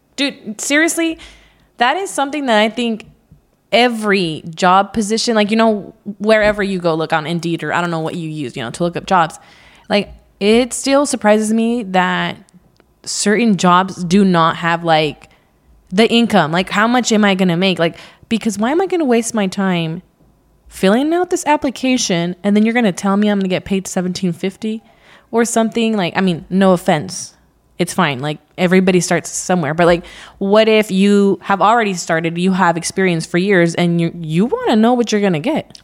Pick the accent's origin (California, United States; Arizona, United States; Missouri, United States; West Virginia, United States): California, United States; Central Valley; I was raised in the Central Valley in California.